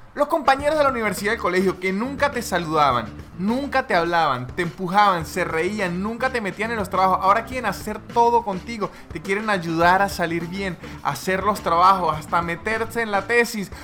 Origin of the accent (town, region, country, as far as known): Venezuela; now in Buenos Aires, Argentina